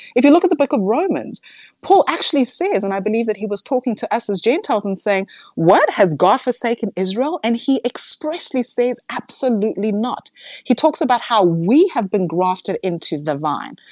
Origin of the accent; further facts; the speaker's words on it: South Africa; as a South African